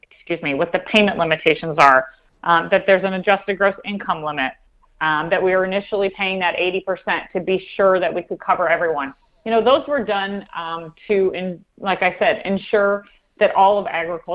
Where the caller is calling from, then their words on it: central Iowa, United States; I'm actually calling you from our farm in central Iowa. We live in Marshall County.